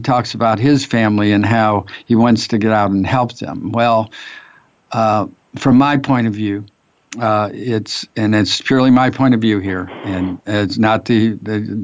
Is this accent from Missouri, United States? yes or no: yes; St. Louis, Missouri, United States; I grew up in North St. Louis